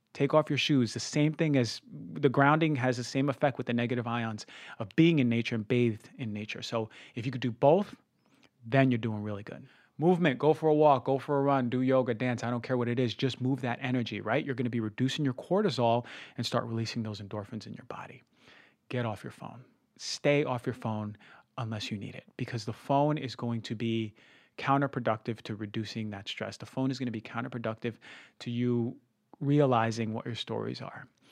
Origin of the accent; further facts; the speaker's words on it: New Jersey, United States; I come from New Jersey